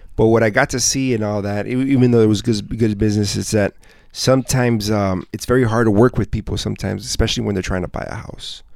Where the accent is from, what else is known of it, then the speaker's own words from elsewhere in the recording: South Gate, California, United States; I grew up I grew up here in Southgate, so I was mm-hmm. born and raised here.